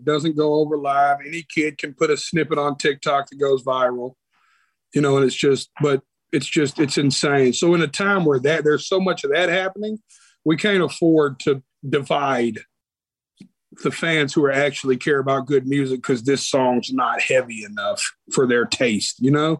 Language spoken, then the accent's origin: English; Nashville, Tennessee, United States; born there; I was born right here in Nashville, Tennessee. I was born at Baptist Hospital.